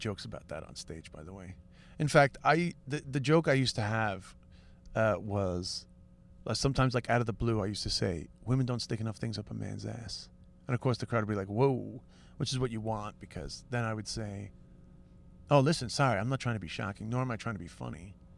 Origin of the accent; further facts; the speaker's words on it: New York City, New York, United States; also born or lived in Lower East Side, New York; I'm sort of like a working class kid from Queens